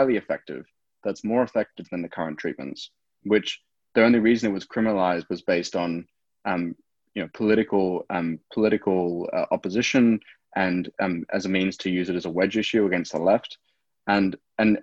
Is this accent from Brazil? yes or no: no; South Africa; now in Australia; I was born in South Africa.